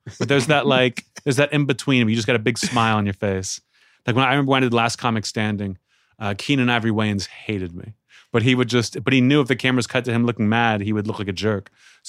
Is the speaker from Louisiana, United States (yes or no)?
no; Pittsburgh, Pennsylvania, United States; moved away; I'm from Pittsburgh.